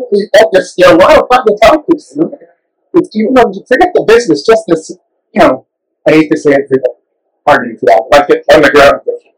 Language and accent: English; Canada; we're Canadian